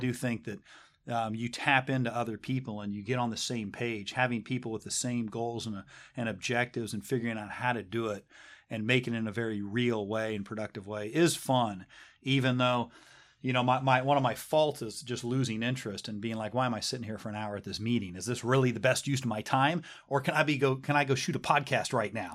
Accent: South Pasadena, California, United States; also born or lived in Honolulu, Hawaii / Nashville, Tennessee; I grew up in South Pass and went to high school there

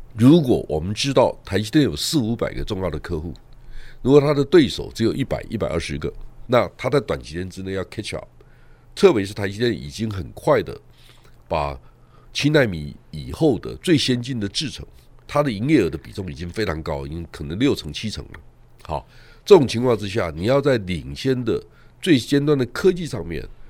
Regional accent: Taiwan; 我们在台湾长大，我们没有任何限制

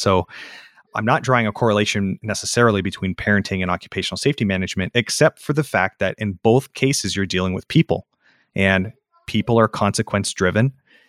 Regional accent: Ames, Iowa, United States; also born or lived in Des Moines, Iowa; Yep, I was born in Ames, Iowa, which is where Iowa State University is.

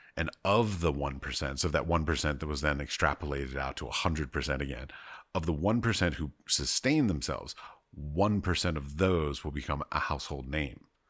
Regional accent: United States; also born or lived in United Arab Emirates; Christian American

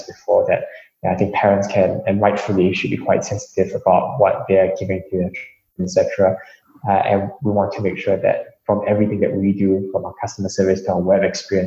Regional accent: Singapore; I'm East Asian myself. I grew up in Singapore

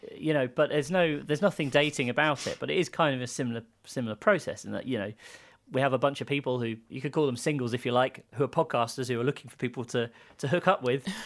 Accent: United Kingdom; I grew up near London

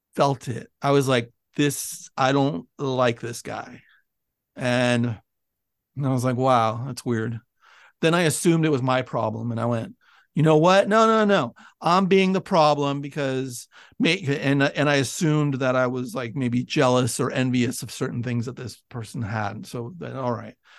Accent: Bay Area, California, United States; moved away as an adult; I grew up in the Bay Area

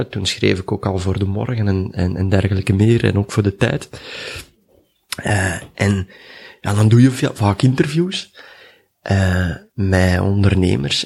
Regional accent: Duffel, Flanders, Belgium; ik ben in Duffel geboren, dus tegen Mechelen.

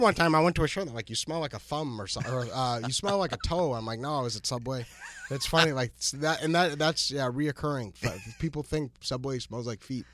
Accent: New Hampshire, United States; born or raised there; moved away

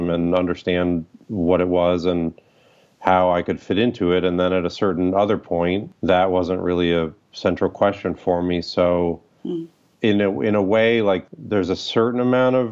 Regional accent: Toledo, Ohio, United States; also born or lived in Quito, Ecuador; now in Chicago, United States; When I was six, I moved from Quito, Ecuador to Toledo, Ohio

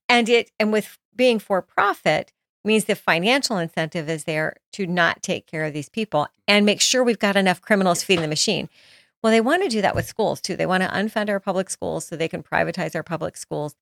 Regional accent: Florida, United States; also born or lived in Jackson, Mississippi; I grew up in Jackson, Mississippi, well, sometimes in Jackson, Mississippi, and some in Florida

